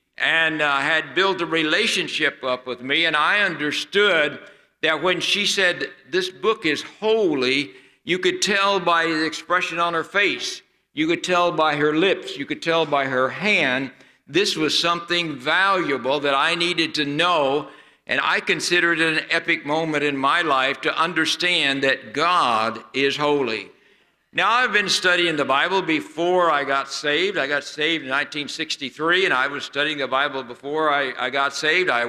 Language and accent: English; near Branson, the Ozarks, Missouri, United States; moved away; where I grew up near Branson